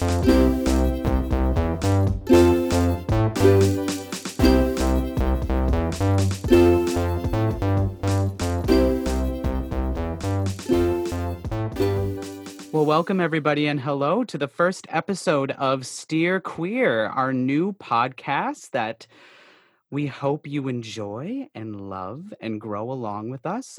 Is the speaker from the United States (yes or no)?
yes; Altoona, Wisconsin, United States; now in Minneapolis, United States; hailing from Minneapolis, Minnesota, originally from the west central Wisconsin area of Eau Claire, more accurately, Altoona, Wisconsin.